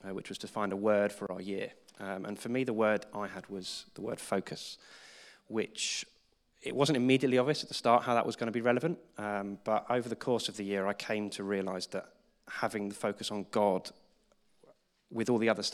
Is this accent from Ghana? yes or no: no; Croydon, London, United Kingdom; I come from Croydon